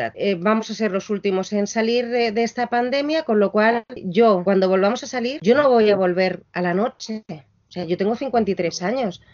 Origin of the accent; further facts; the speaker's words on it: Chile; also born or lived in Argentina; now in Madrid, Spain; Yo soy chilena, tenemos mucha mezcla de sangres